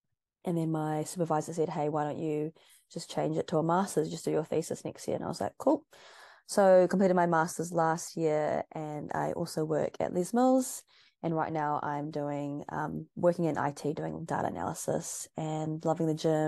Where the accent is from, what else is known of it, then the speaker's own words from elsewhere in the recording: Auckland, New Zealand; moved away as an adult; now in Christchurch, New Zealand; I'm originally from Auckland. I was about to say Christchurch. I am from Christchurch, but I'm originally from Auckland, grew up in Auckland, went to school in Auckland, and then I moved down to Christchurch in 2017 to study a Bachelor of Sport Coaching.